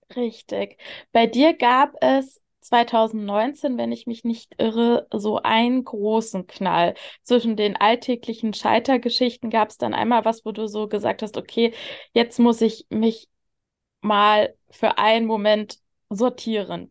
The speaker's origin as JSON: {"language": "German", "area": "the East", "region": "eastern Germany", "country": "Germany", "tie": "born or raised there", "said": "ich bin halt mit einer alleinerziehenden Mama groß geworden im Block. Ich, das mhm. war halt so im Osten"}